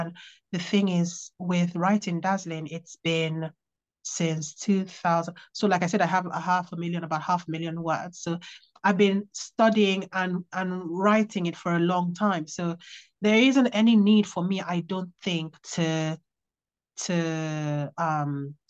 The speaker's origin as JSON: {"language": "English", "town": "Worksop", "region": "East Midlands", "country": "United Kingdom", "tie": "born there", "said": "I was born in Worksop, and so it's kind of like my local forest."}